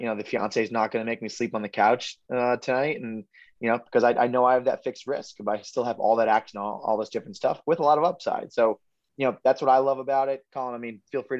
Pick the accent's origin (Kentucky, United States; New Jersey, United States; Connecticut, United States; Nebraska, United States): Connecticut, United States; Southern; we are New York sports fans because we are from Southern Connecticut